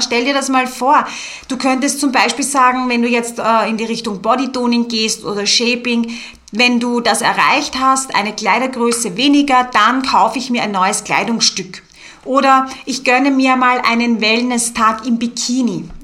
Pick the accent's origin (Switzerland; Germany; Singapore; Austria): Austria; Bei uns in Österreich ist es so, dass du rein theoretisch im Sportbereich nicht mal eine Ausbildung benötigst und Kurse leiten kannst.